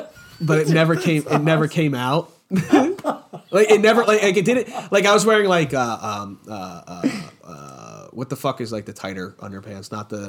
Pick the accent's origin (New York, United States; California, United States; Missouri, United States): New York, United States; I'm from New York.